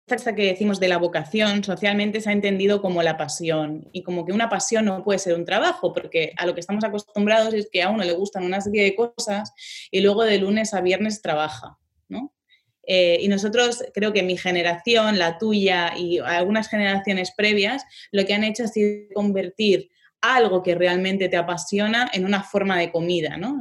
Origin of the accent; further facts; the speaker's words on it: Ripollet, Catalonia, Spain; yo soy de Ripollet, que está a diez minutos de Barcelona